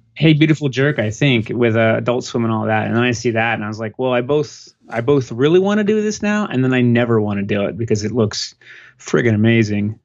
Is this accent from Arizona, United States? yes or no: yes; Phoenix, Arizona, United States; moved away as an adult; also born or lived in Des Moines, Iowa / Tucson, Arizona / Jersey City, New Jersey; now in San Diego, United States; I'm originally from Phoenix, uh, born